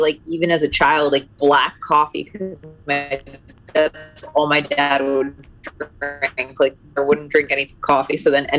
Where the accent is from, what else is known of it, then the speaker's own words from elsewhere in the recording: Connecticut, United States; moved away as an adult; also born or lived in Indiana; now in Arizona, United States; I grew up in Connecticut. So I went to New York a lot, didn't grow up there though.